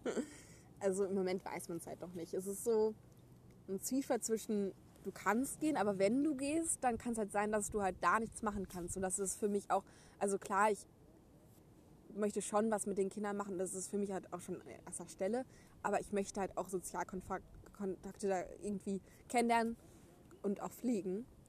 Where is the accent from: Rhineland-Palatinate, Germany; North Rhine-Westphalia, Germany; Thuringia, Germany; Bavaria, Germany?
North Rhine-Westphalia, Germany; Gütersloh; ich komme aus Gütersloh